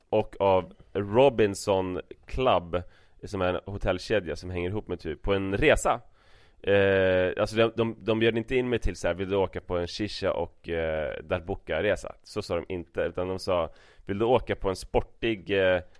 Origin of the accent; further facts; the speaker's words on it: Brazil; Swedish is a second language; Jag säger att jag är från Brasilien